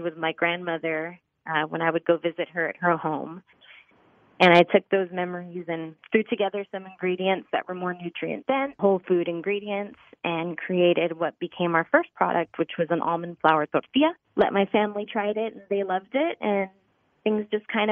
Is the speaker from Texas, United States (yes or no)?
yes; Laredo, Texas, United States; growing up on the border, we grew up in Laredo, Texas, Mexican-American family.